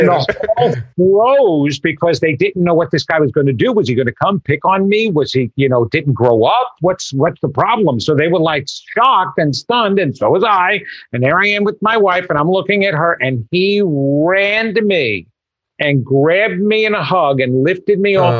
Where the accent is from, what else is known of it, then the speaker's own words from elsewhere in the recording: Long Island, New York, United States; I grew up on Long Island in a small town